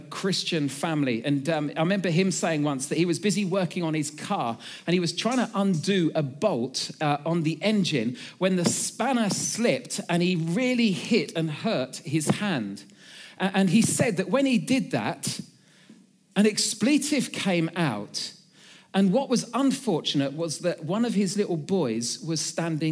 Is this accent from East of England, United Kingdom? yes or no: yes; Suffolk, East of England, United Kingdom; I come from Suffolk